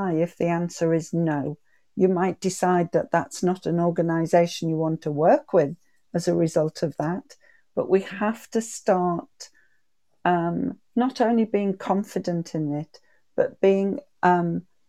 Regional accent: the North East, North East England, United Kingdom; I'm from the Northeast, and we say shy bairns get nowt.

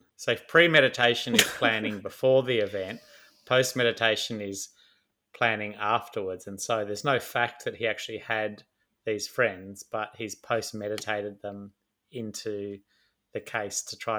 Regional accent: Melbourne, Victoria, Australia; also born or lived in Sydney; I was born in Sydney, and I reckon patio was how we said it until we moved to Melbourne and grew up.

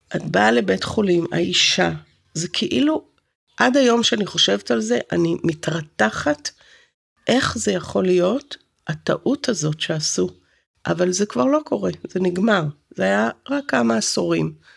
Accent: Haifa, Haifa District, Israel; also born or lived in Santa Cruz, California; גדלתי בכרמל

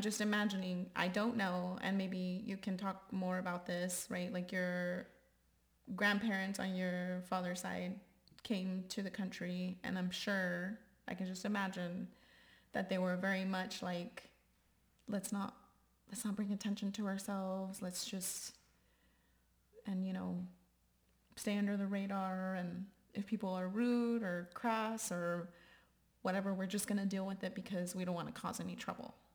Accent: Texas, United States; I always say generation Texan

